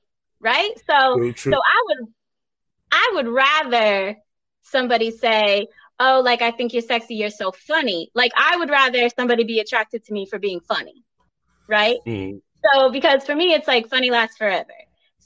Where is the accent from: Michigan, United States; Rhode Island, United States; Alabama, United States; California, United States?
Rhode Island, United States; I am from Rhode Island.